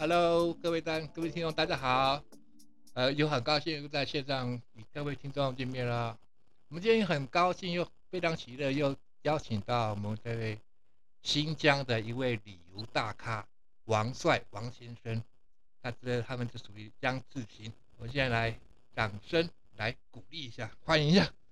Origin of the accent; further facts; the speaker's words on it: Taiwan; 我们台湾人